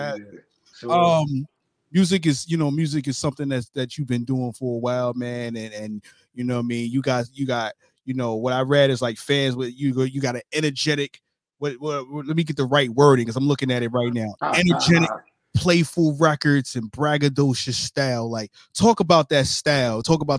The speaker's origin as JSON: {"language": "English", "town": "New York City", "region": "New York", "country": "United States", "moved": "yes", "lives_now": "Jacksonville, United States", "said": "I'm in Jacksonville, Florida right now. I'm from Brooklyn, New York, but I'm in Jacksonville."}